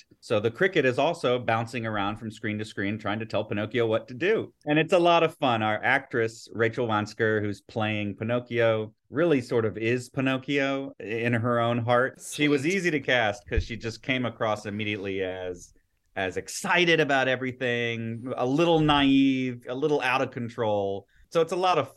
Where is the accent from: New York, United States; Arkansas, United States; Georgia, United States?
Georgia, United States; Atlanta; I grew up here in Atlanta